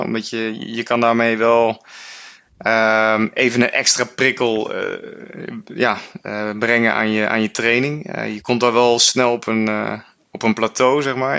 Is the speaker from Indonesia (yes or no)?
no; Netherlands